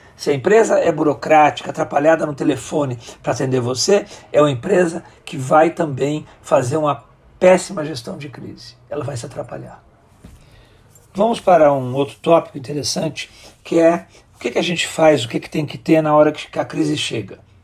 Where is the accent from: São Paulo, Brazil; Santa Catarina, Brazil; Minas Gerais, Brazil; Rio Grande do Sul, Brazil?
Rio Grande do Sul, Brazil; moved away as an adult; also born or lived in Brasília; sou natural do Rio Grande do Sul